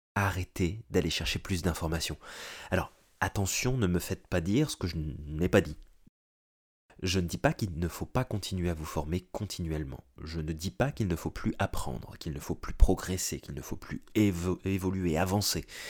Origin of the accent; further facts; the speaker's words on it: France; moved away as an adult; now in North America; français, j'ai émigré en Amérique du Nord